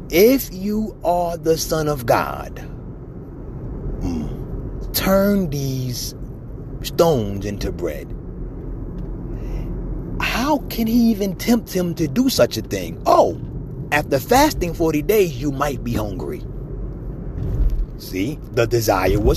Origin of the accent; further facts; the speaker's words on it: New York, United States; moved away; back in my hometown, back in New York